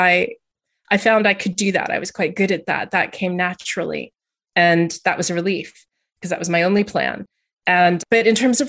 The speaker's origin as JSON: {"language": "English", "region": "Texas", "country": "United States", "tie": "born or raised there", "also_born_or_lived": "Montana / Louisiana", "moved": "as an adult", "lives_now": "England", "said": "I grew up all over the place. My parents moved a lot. So I lived in the US. I was born in the US, actually. And I lived there until I was in my 20s. And then I moved to England. So I grew up in Texas a bit and in Montana a bit and in Louisiana a bit."}